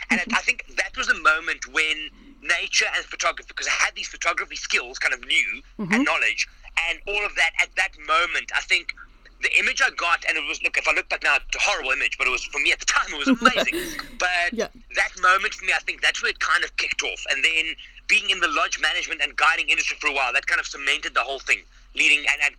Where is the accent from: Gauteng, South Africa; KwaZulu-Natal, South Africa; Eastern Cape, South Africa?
Gauteng, South Africa; Johannesburg; I am from Johannesburg, South Africa